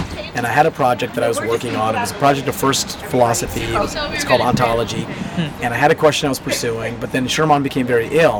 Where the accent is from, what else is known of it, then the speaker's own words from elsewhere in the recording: East Coast, United States; I'm from the East Coast